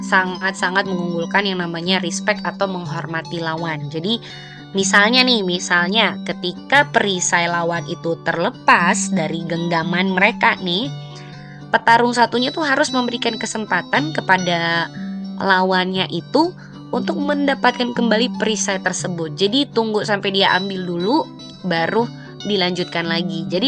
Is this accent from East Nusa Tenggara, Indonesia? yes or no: yes; East Nusa Tenggara, Indonesia; sebagai orang NTT sendiri … pun sampai hari ini belum kelar menjelajahi destinasi wisata di Nusa Tenggara Timur